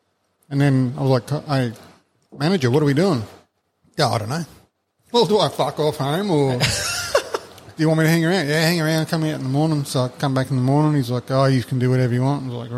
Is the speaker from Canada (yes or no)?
no; Australia; also born or lived in Brisbane / Ingham / Adelaide; I was born in Brizzy.